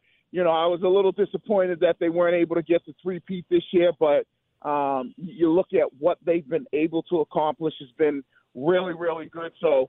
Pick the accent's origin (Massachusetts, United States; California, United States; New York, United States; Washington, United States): Massachusetts, United States; Boston; being a Bostonian guy growing up in Boston